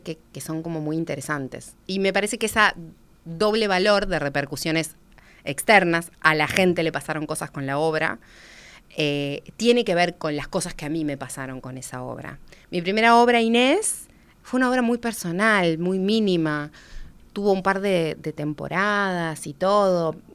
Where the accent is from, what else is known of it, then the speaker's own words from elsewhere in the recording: Uruguay; una mujer rioplatense que, que no, que no es una mujer migrante